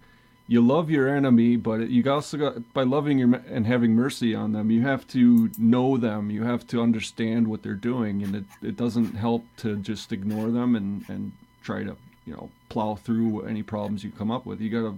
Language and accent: English; northwestern Wisconsin, United States; I'm from Wisconsin, northwestern Wisconsin, near Superior in Duluth and Minneapolis, St. Paul